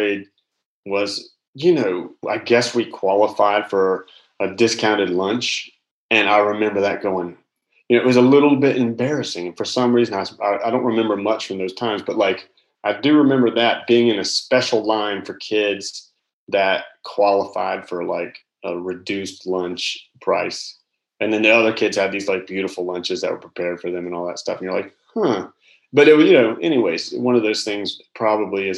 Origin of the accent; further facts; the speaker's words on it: Charlotte, North Carolina, United States; now in South Carolina, United States; I grew up in Charlotte, North Carolina